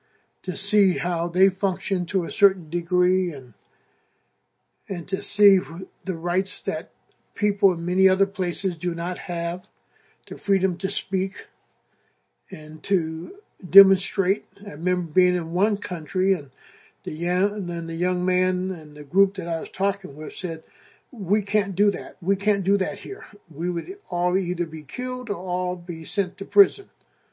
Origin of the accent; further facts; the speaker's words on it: United States; And that goes through my mind just as an African American. But it also goes through my mind as an American citizen.